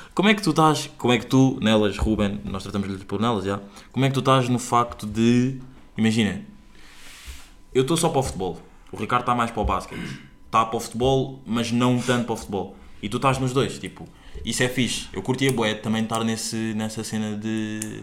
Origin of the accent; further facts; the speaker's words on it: Angola; now in Portugal; o meu país onde eu nasci, país onde, estão, onde está neste momento o meu pai